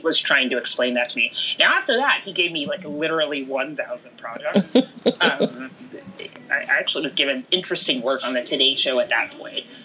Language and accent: English; Houston, Texas, United States; I grew up in Houston, Texas